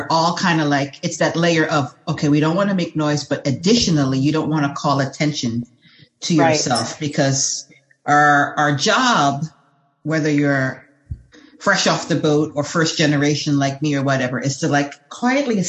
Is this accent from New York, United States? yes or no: yes; New York City, New York, United States; I'm from New York City